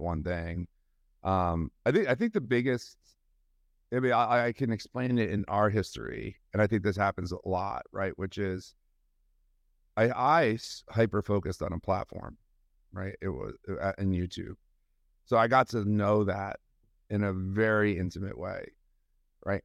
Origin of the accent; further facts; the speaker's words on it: New York, United States; also born or lived in Massachusetts; I grew up in New York. Um, I uh, grew up outside the city